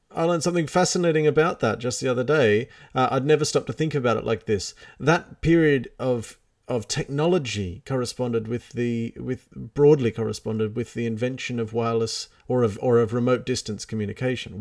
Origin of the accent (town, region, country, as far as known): Australia